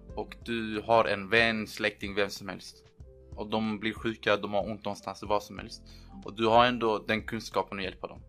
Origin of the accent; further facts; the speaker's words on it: Lund, Skåne, Sweden; also born or lived in Erbil, Iraq; now in Riga, Latvia; Jag kom till Sverige när jag var två år. Vi, vår familj flydde under Saddams tid. Sen dess har jag växt upp i Lund